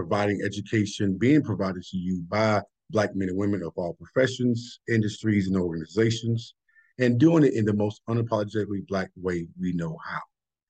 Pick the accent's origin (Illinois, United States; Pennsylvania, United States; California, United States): Illinois, United States; Chicago; moved away; in the heart of Chicago, which is my hometown and my home community, Englewood.